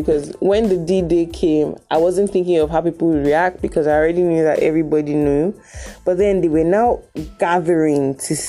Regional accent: Delta, Nigeria; I'm from Delta

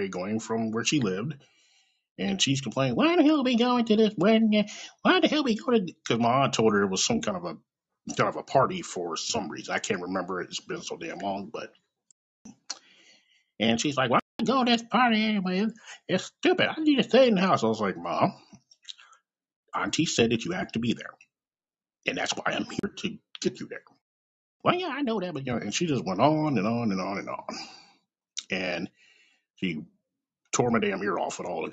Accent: Kansas City, Missouri, United States; born or raised there; also born or lived in California

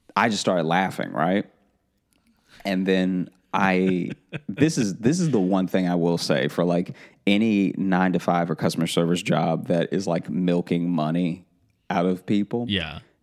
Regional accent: Louisiana, United States; growing up in Louisiana and being around people with like thick Cajun accents

